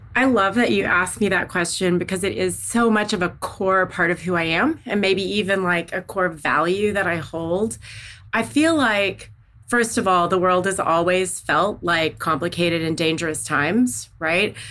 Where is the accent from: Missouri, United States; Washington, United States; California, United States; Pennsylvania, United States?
Missouri, United States; Southeast; also born or lived in Northeast Arkansas; I was born in Northeast Arkansas. I grew up in Southeast Missouri.